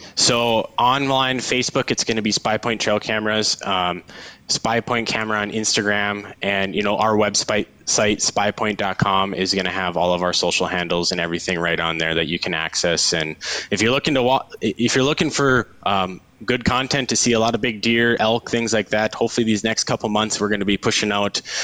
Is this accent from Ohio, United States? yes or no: no; Devils Lake, North Dakota, United States; moved away as an adult; now in Bismarck, United States; I am born and raised in Devil's Lake